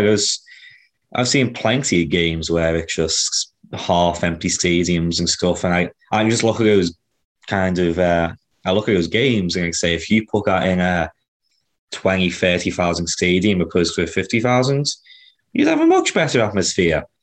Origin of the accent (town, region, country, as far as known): Kansas City, United States; born or raised there